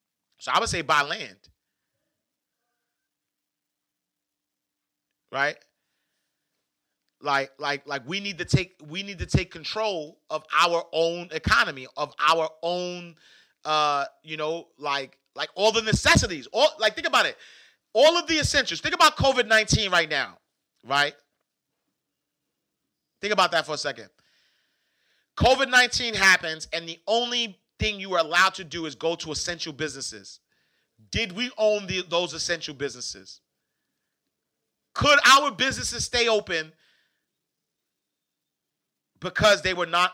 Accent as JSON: {"language": "English", "town": "New York City", "region": "New York", "country": "United States", "tie": "born or raised there", "moved": "yes", "lives_now": "Atlanta, United States", "said": "the project that I grew up in New York was 15 acres"}